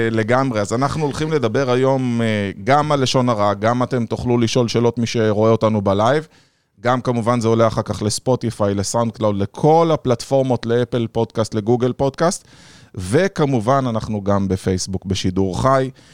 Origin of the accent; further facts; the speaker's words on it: Rishon LeZion, Central District, Israel; ואני גם גדלתי שם